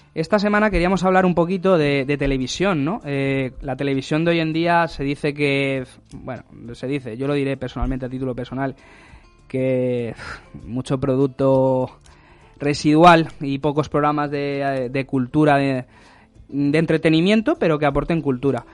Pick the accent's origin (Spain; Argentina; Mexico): Spain; Mallorca, Balearic Islands; yo soy mallorquín, pero mi madre es también tarifeña